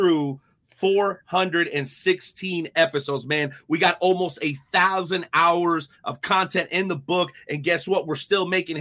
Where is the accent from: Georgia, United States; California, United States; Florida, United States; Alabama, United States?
Florida, United States; South; I grew up in South Florida